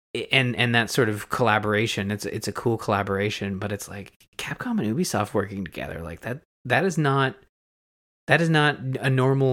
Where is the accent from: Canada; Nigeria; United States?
Canada; I'm Canadian.